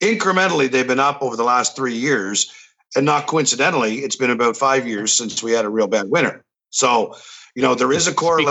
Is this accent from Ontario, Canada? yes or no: no; Miramichi, New Brunswick, Canada; also born or lived in Albert County, New Brunswick; I'm in Albert County, but I grew up in Miramichi.